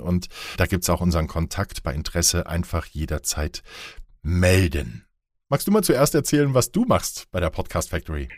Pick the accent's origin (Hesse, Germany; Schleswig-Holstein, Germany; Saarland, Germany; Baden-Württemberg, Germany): Saarland, Germany; moved away as an adult; also born or lived in Marburg / Heilbronn / Baden-Baden; Ich komme aus dem Saarland, bin dort geboren und habe dort erstmal ein Praktikum gemacht bei einem Radiosender